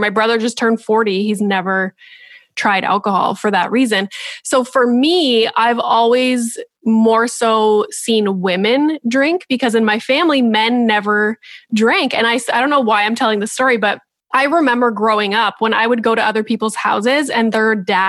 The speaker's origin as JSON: {"language": "English", "region": "Northern Ontario", "country": "Canada", "said": "I'm from Northern Ontario"}